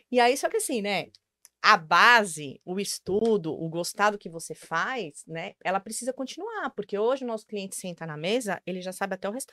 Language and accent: Portuguese; Brazil; moved away as an adult; Eu, eu saí do Brasil com 26, voltei com 28.